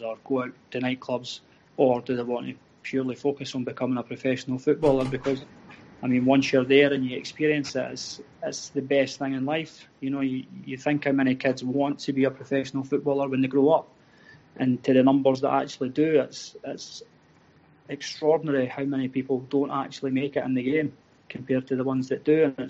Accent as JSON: {"language": "English", "town": "Falkirk", "region": "Scotland", "country": "United Kingdom", "tie": "born or raised there", "said": "I'm originally from Falkirk. I supported Falkirk when I was a kid"}